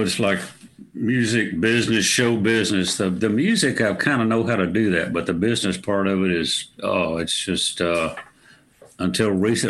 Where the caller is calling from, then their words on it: Wimberley, Texas, United States; I'm in Wimberley, Texas. It's about 35 miles southeast of Austin, Texas, just at the beginning of the hill country.